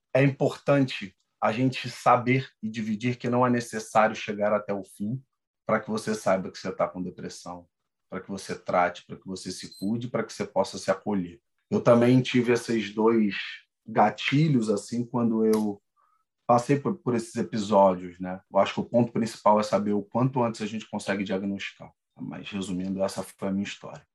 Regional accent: Rio de Janeiro, Brazil; sou natural do Rio de Janeiro

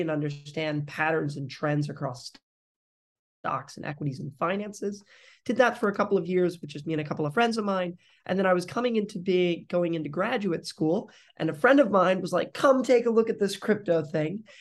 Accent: Springfield, Missouri, United States; moved away; also born or lived in Detroit, Michigan; I grew up actually then in Missouri, so in Springfield

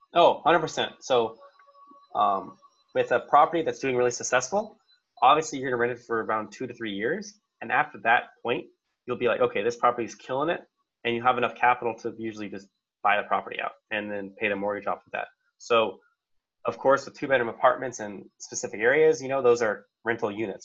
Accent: Arizona, United States; I'm from Arizona, so I already knew the cool places to stay at.

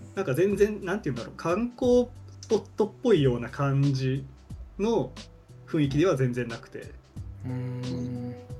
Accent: Niigata, Japan; moved away as an adult; also born or lived in Hino, Tokyo; now in Tokyo, Japan; 出身新潟

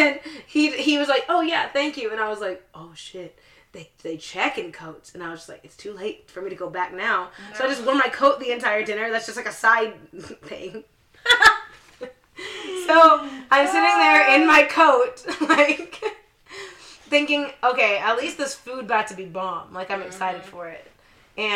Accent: Edmond, Oklahoma, United States; and I'm from Edmond.

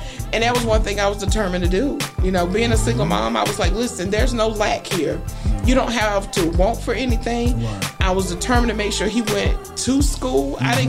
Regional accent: Greenville, United States; I was born and raised in West Greenville, and during middle school, my mom moved to Greenline. So from sixth grade to 12, I was on Greenline, and then when I graduated, I moved back to West Greenville.

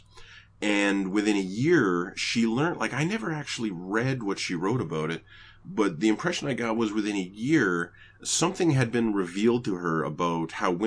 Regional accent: Canada; I was raised in Canada.

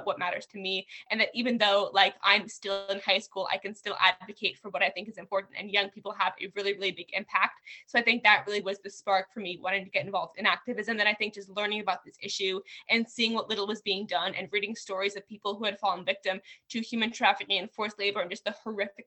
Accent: New Jersey, United States; now in California, United States; I was born in New Jersey. I lived there for a while.

